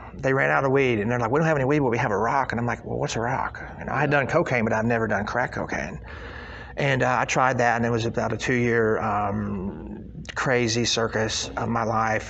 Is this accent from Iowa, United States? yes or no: no; Carthage, Missouri, United States; moved away; I was born in Carthage, Missouri, up by up on the other side of Branson, Missouri, up by Springfield.